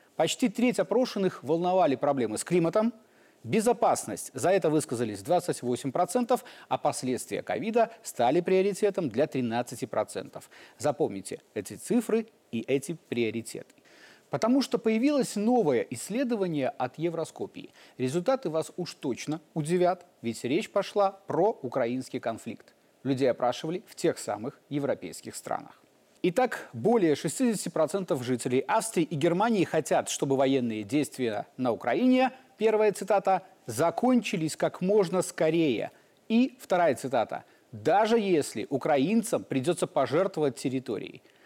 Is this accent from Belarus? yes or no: yes; Belarus; мы, белорусы